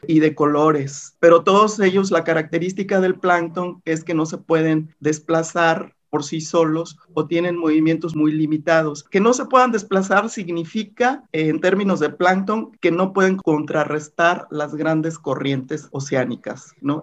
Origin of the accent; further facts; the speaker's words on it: Manzanillo, Colima, Mexico; yo nací en Manzanillo, Colima